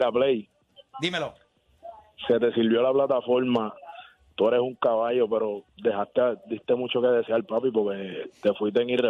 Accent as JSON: {"language": "Spanish", "country": "Dominican Republic", "lives_now": "Puerto Rico", "said": "Yo, soy dominicano, vivo aquí en Puerto"}